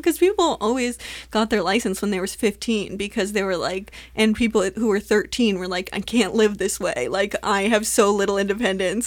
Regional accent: Southern California, United States; growing up in Southern California

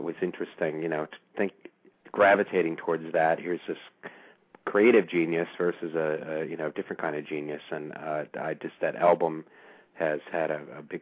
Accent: Cleveland, Ohio, United States; now in Washington, D.C., United States; I grew up in Cleveland

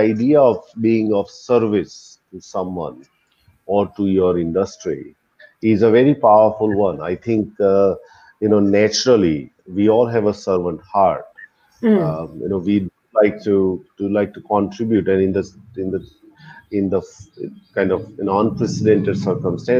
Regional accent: Ahmedabad, Gujarat, India; moved away; I came to Ahmedabad, which is my hometown

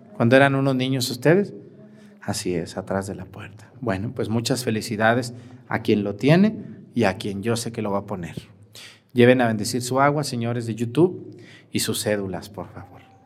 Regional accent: Mexticacán, Jalisco, Mexico; moved away; mi pueblo Mestigacán

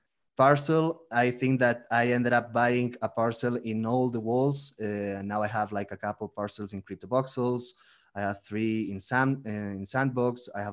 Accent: Barcelona, Catalonia, Spain; English is a second language; moved away as an adult; now in Mexico City, Mexico; I'm originally from Barcelona, from Spain, but I'm living now in Mexico City, in Mexico

